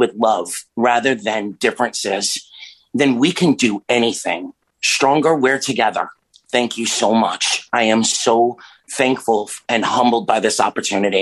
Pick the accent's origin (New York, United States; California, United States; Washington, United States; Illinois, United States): New York, United States; New York City; now in Miami, United States; Once from New York City, you're always from New York City, but I come to you from Florida